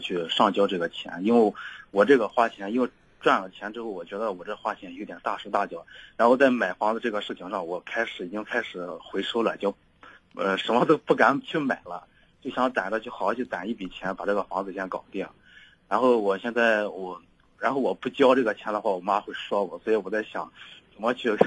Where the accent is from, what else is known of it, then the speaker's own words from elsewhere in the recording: Yuncheng, Shanxi, China; moved away as an adult; now in Shanghai, China; 我家是山西那边的，然后话山西运城那边也比较近